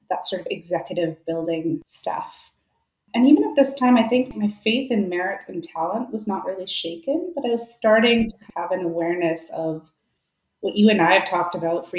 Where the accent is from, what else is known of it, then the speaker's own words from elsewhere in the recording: India; also born or lived in Vancouver, Canada; now in Canada; growing up in India